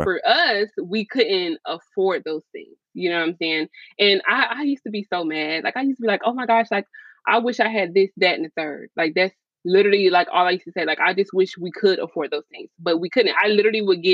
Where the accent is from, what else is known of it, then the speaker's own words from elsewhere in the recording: Gainesville, Florida, United States; also born or lived in Tupelo, Mississippi; my mom actually moved us to Gainesville, Florida